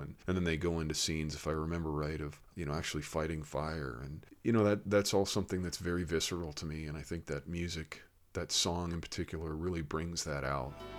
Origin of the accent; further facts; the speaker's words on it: Connecticut, United States; I grew up in Connecticut, in New England, typically liberal